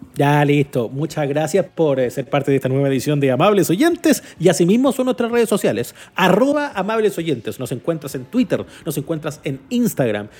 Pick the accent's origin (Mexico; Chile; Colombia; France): Chile; yo, como chileno, como conductor de medios